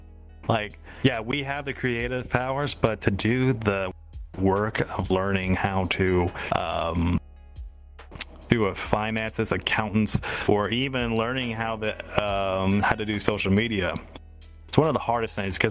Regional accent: the South, United States; accent: southern; I'm adding my southern accent to poutine.

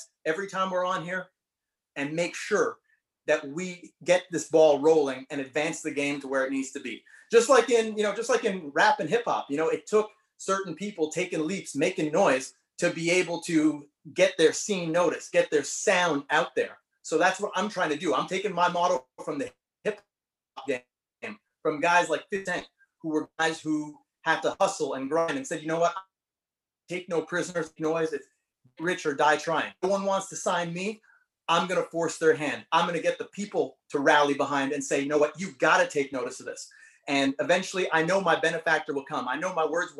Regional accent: Canada; being Canadian

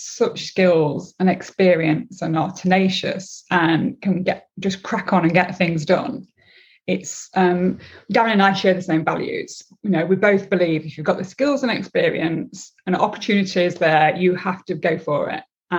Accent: Nottinghamshire, East Midlands, United Kingdom; moved away; And I'm from Nottinghamshire. I worked in Nottinghamshire and I had no intent to leave.

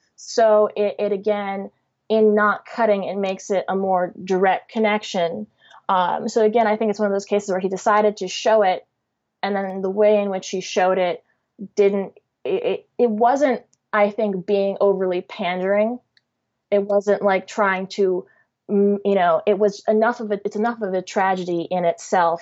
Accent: Chicago, Illinois, United States; I'm biracial and I'm from Chicago

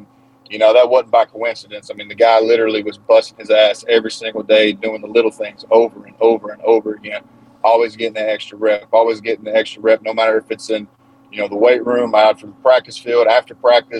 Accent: Eastern Kentucky, United States; I come from I'm from the Appalachian Mountains in Eastern Kentucky

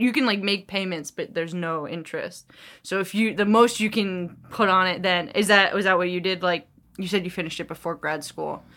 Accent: New York, United States; also born or lived in New Jersey; we're from New York. and New Jersey

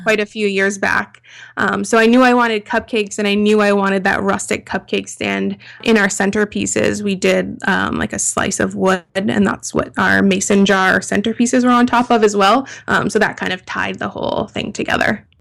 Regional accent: Toronto, Ontario, Canada; we're all from Toronto, Canada

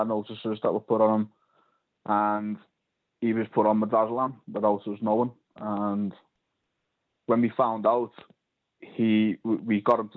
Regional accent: Liverpool, North West England, United Kingdom; now in Colchester, United Kingdom; I'm calling from Colchester, but I'm from Liverpool.

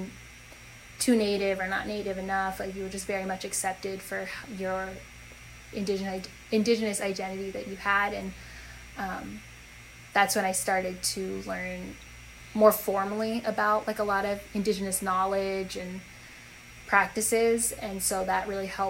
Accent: North Dakota, United States; moved away as an adult; also born or lived in New Hampshire; so I was raised in North Dakota, lived in the same house my whole life

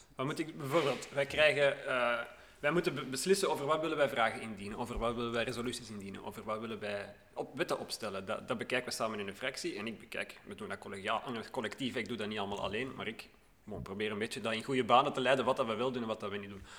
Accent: Hoboken, Flanders, Belgium; also born or lived in Sint-Niklaas; now in Borgerhout, Belgium; Opgegroeid in Hoboken

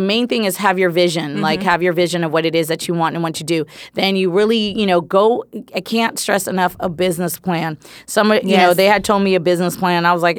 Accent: San Francisco Bay Area, California, United States; moved away as an adult; now in Los Angeles, United States; I think I'm from the Bay. Yay. Shout out to the Bay Area.

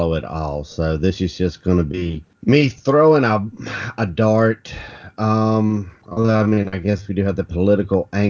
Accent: Monroe, North Carolina, United States; born and raised around here

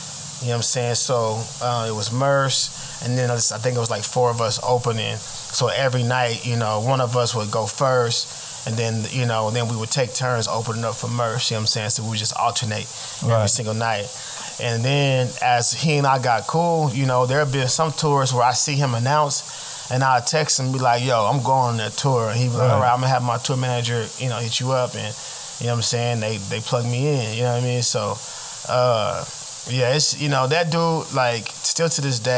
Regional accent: Oklahoma, United States; I'm from Oklahoma.

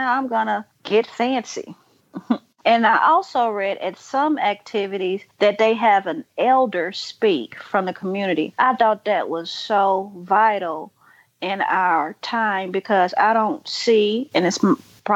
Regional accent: Hinds County, Mississippi, United States; I'm originally from Hinds County, Mississippi

